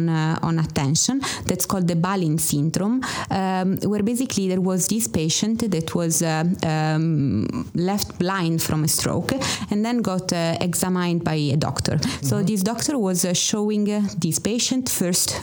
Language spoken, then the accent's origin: English; Turin, Piedmont, Italy; moved away as an adult; also born or lived in Trieste, Italy / Germany; I come from Italy